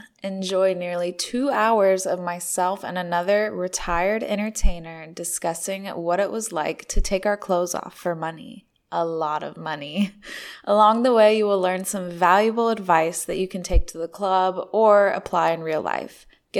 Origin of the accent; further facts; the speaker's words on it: North Carolina, United States; manufactured right here in my home state of North Carolina.